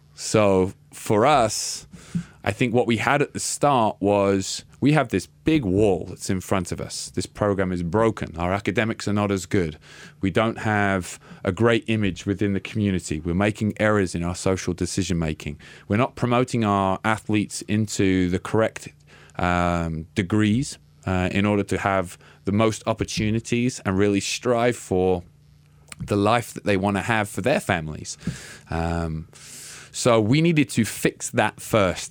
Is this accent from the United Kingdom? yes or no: yes; Littlehampton, South East England, United Kingdom; moved away as an adult; also born or lived in Wales; now in Boise, United States; ended up in a town called Littlehampton